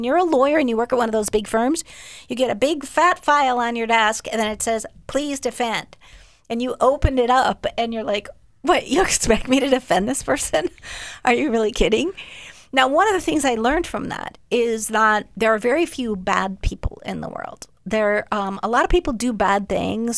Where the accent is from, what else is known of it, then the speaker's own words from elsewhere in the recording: Minnesota, United States; moved away as an adult; also born or lived in Boston; I came from Minnesota.